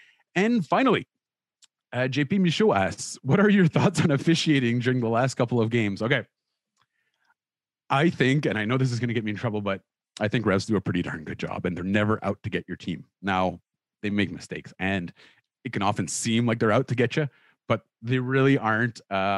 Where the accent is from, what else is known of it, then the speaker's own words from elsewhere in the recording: Orleans, Ontario, Canada; I am also an Orleans native